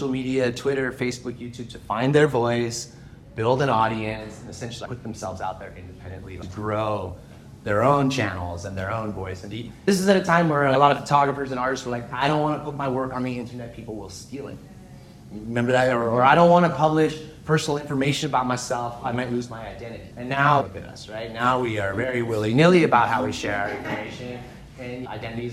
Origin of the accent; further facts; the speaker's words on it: California, United States; moved away as an adult; now in Canada; I grew up in California. I moved here to Canada to go to university